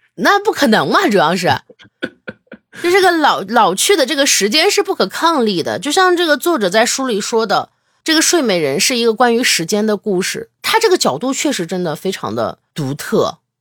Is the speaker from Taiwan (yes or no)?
no; China; 没有我们中国人审美这么高